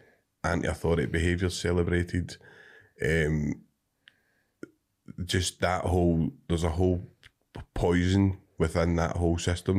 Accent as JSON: {"language": "English", "town": "Cumbernauld", "region": "Scotland", "country": "United Kingdom", "tie": "born or raised there", "said": "and I grew up in Cumbernauld."}